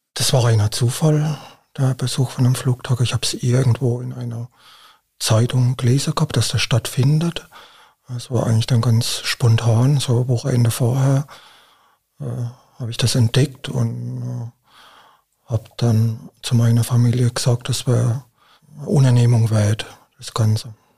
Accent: Baden-Württemberg, Germany; bei uns in Baden-Württemberg

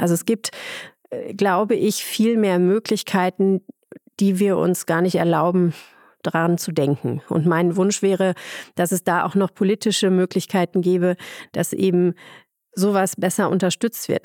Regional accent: Ruhr area, North Rhine-Westphalia, Germany; now in Munich, Germany; ich komme ursprünglich aus dem, aus dem Ruhrpott

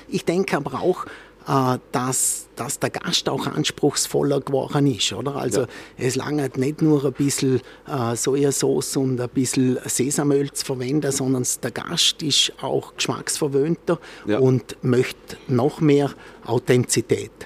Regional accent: Austria; bei uns in Österreich

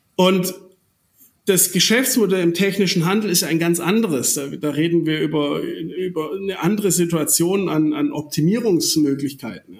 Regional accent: Germany; wir als, als Deutsche

